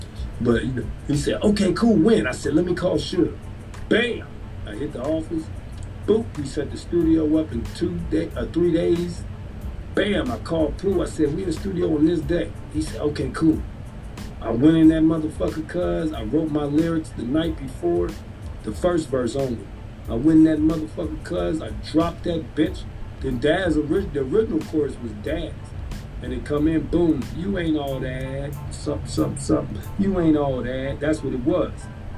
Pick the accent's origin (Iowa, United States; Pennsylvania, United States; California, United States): Pennsylvania, United States; Philadelphia; give it up to the two places that made me, the East and the West Coast, because I'm from Philly.